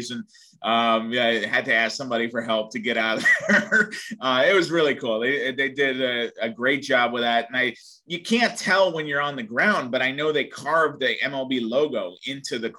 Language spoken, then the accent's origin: English; New York, United States; growing up in New York